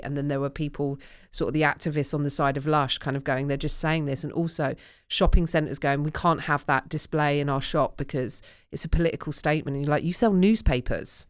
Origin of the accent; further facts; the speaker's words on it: United Kingdom; my Britishness